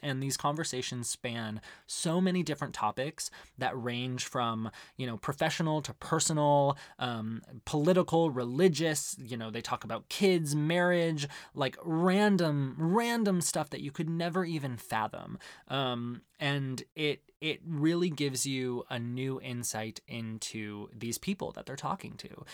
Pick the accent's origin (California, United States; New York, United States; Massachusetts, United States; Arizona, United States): Arizona, United States; growing up in Arizona